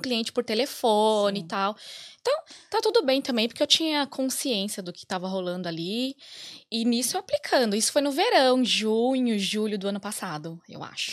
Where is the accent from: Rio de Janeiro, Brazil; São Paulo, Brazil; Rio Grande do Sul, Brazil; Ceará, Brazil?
São Paulo, Brazil; moved away as an adult; now in Ireland; a gente é de São Paulo